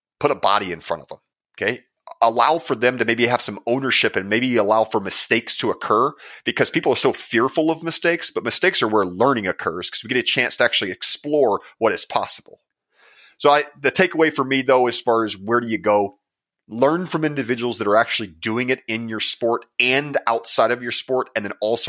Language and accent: English; Texas, United States; November through, let's just be, I'm from Texas.